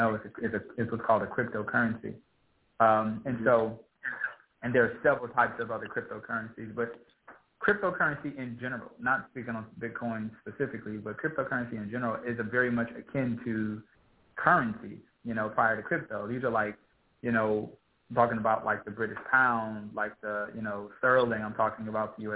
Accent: Los Angeles, California, United States; I'm from South Central Los Angeles

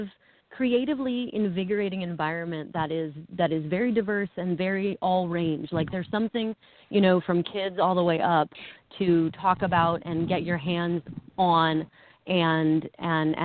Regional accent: Ohio, United States; moved away as an adult; now in New York, United States; I was born and raised in Ohio. I've been a New Yorker for 15 years now, but I was born and raised in Ohio.

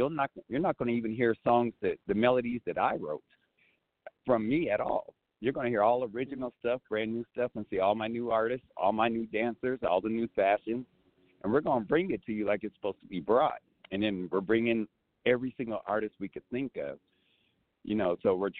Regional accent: Colorado, United States; also born or lived in Arizona; Arizona. I lived there for 12 years. I'm originally from Colorado

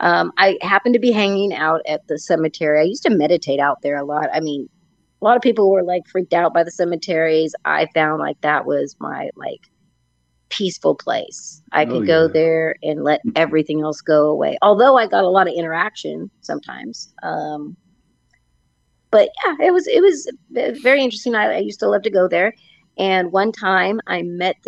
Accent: Napa Valley, California, United States; I grew up in Napa Valley

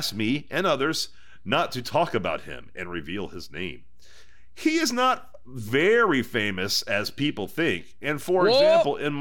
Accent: Houston, Texas, United States; I'm from Houston

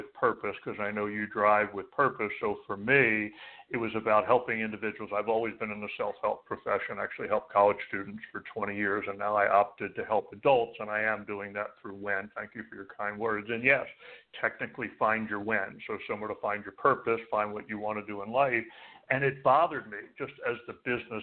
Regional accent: Philadelphia, Pennsylvania, United States; moved away as an adult; also born or lived in New York / New Jersey; now in Arizona, United States; You're born and raised in Philadelphia, and most of my adult working life, New York, New Jersey. So I kept the 201

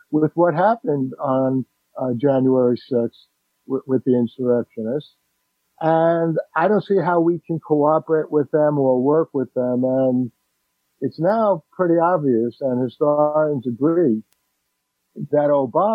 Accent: New York City, New York, United States; I grew up in the Bronx

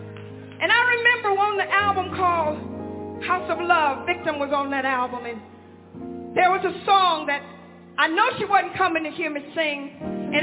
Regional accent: Hanceville, Alabama, United States; I was born in Alabama, in Hansville, Alabama.

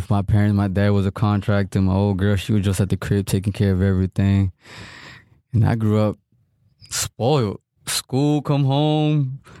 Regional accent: Miami, Florida, United States; also born or lived in Broward County; Born and raised in Miami.

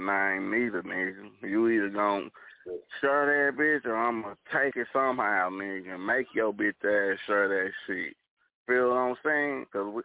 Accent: Dallas, Texas, United States; That's my hood record. So Oak Cliff is in Dallas

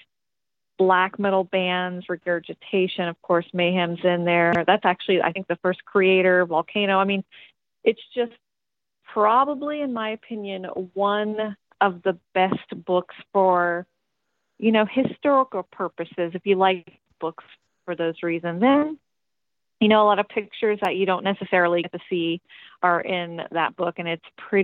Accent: Tennessee, United States; also born or lived in Virginia; I was born in Virginia, but I grew up in Tennessee

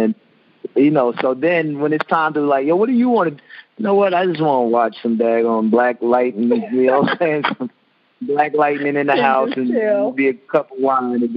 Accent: Long Island, New York, United States; I'm from Long Island

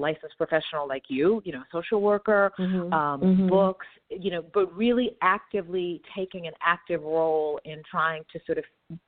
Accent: Texas, United States; me being Black American from Texas with these sort of civil rights activist parents

